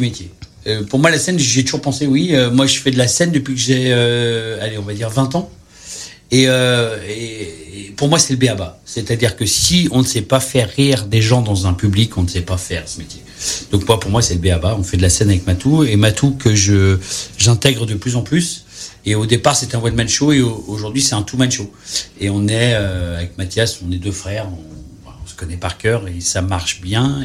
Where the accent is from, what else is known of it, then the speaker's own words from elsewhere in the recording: Saint-Étienne, Auvergne-Rhône-Alpes, France; also born or lived in near Lyon (birthplace); je suis stéphanois